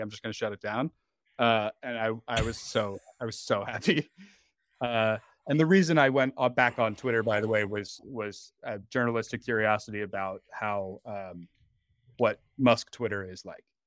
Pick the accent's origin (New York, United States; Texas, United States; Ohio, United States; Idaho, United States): New York, United States; New York City; I'm, I'm from Manhattan